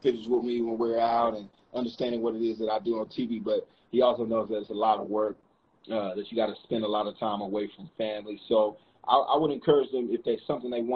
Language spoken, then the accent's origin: English; North Carolina, United States; we're both from North Carolina